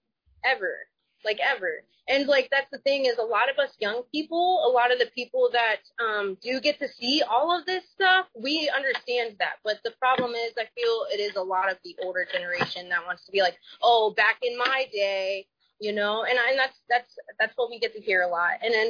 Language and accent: English; United States; I'm an American